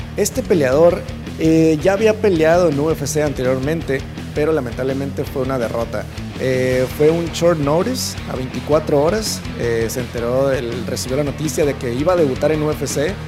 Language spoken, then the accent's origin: Spanish; Tijuana, Baja California, Mexico; nosotros que somos de aquí de Tijuana